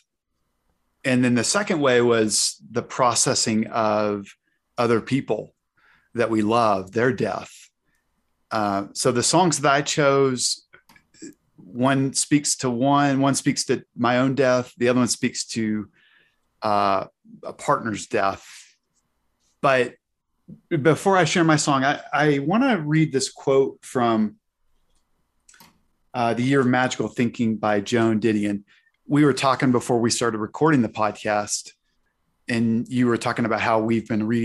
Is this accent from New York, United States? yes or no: no; Arkansas, United States; moved away; Fayetteville, Arkansas, my home state.